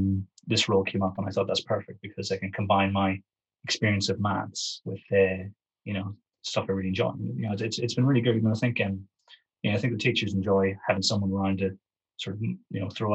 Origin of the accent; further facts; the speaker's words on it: Northern Ireland, United Kingdom; moved away as an adult; also born or lived in Scotland; now in South East England, United Kingdom; Born in Scotland, raised in the north of Ireland, and probably about 13 or so years in the southeast of England.